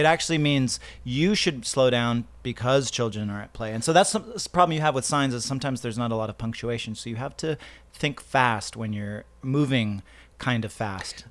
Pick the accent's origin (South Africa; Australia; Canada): Canada; moved away; I grew up actually in Canada